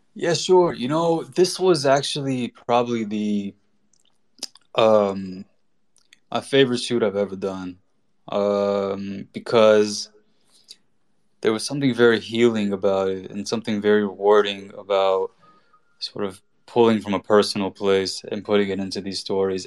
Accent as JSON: {"language": "English", "country": "United States", "tie": "born or raised there", "said": "born and raised in America. My family's Iranian"}